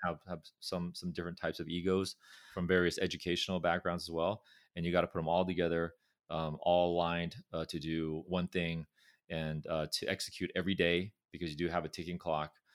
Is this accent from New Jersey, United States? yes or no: no; Orange County, California, United States; accent: California; moved away; also born or lived in Irvine / Berkeley; I was fortunate to grow up in, in a, in a county called Orange County, which is, uh, south of Los Angeles